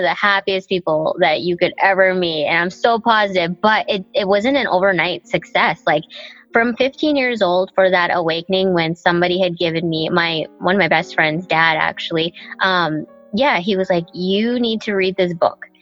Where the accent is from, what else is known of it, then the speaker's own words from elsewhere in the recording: Nanaimo, British Columbia, Canada; English is a second language; also born or lived in Thailand; I grew up in Nanaimo.